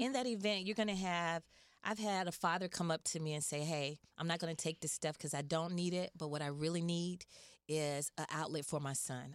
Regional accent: Atlanta, Georgia, United States; I'm actually from Atlanta, Georgia.

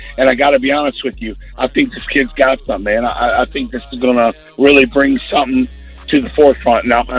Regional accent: Indiana, United States; I'm from Indiana, 100-acre field

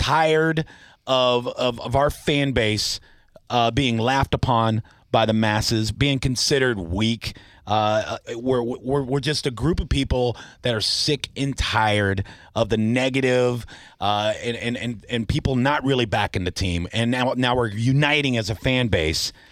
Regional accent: Tampa, Florida, United States; born and raised in Tampa

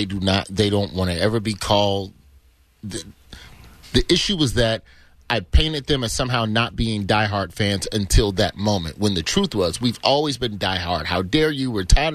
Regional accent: Birmingham, Alabama, United States; I grew up in Birmingham.

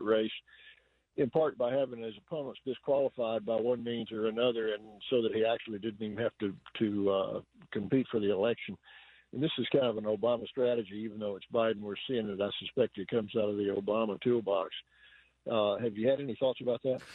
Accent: Georgia, United States; I'm from Georgia

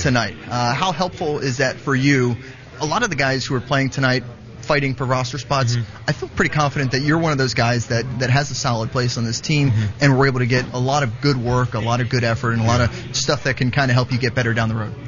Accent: South Florida, United States; I grew up in South Florida

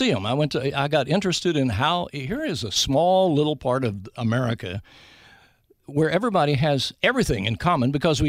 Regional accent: Big Stone Gap, Virginia, United States; The movie is about my hometown.

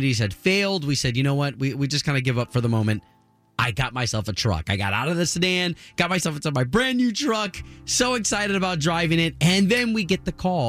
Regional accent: United States

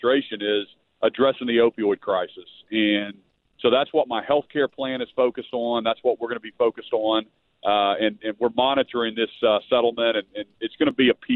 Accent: Tulsa, Oklahoma, United States; now in Oklahoma City, United States; back in Tulsa. My family just moved to Oklahoma City, and so excited to be back in my hometown

